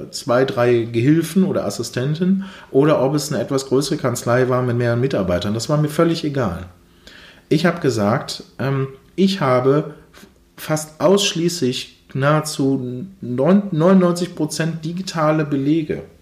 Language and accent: German; Duisburg, North Rhine-Westphalia, Germany; ich komme hier aus dem Umkreis Duisburg